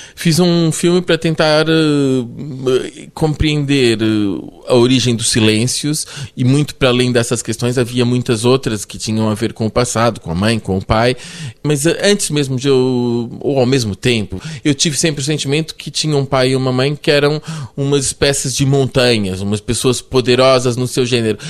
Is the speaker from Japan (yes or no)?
no; Lisbon, Portugal; also born or lived in Brazil / Paris, France / Germany; É a cidade onde eu cresci desde os uh, eh, 11 anos.